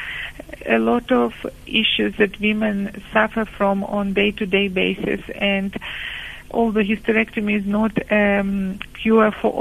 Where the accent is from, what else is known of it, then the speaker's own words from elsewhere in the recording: Ukraine; moved away as an adult; now in Cape Town, South Africa; I'm based in Cape Town, that's where I live, and I come from Ukraine, as some of you might be curious about my accent.